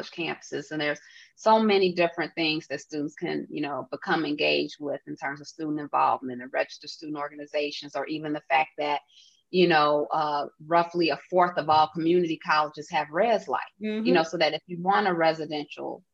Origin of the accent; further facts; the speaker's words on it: Chicago, Illinois, United States; being a Chicagoan